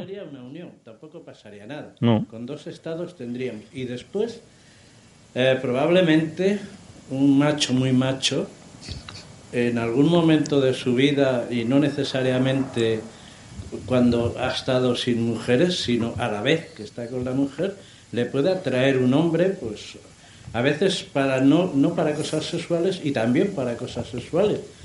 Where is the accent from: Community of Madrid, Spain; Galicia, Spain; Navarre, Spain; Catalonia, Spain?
Community of Madrid, Spain; Madrid; Soy de Madrid también